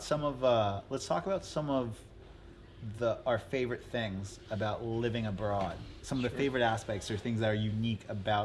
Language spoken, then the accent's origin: English; Los Angeles, California, United States; I'm from Los Angeles.